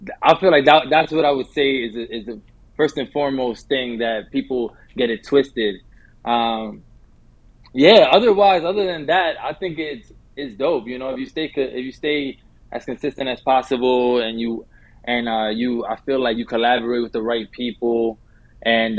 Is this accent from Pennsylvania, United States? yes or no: no; New York City, New York, United States; I'm born and raised in New York, from the Bronx. Lived in the heart of the city by Times Square since I was 11.